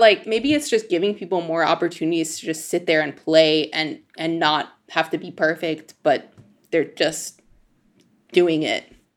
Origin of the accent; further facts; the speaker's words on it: Denver, Colorado, United States; grew up in Denver where there's not, like, a giant scene for klezmer music